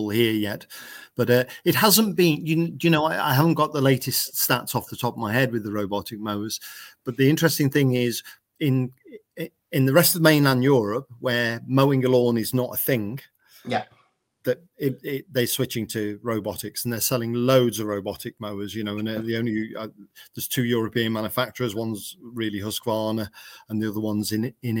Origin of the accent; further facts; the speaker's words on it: England, United Kingdom; we're Englishmen building lawnmowers